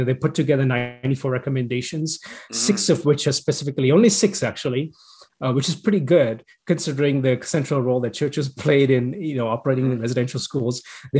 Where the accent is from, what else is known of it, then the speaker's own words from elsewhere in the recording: Canada; We're all Canadian, though, right?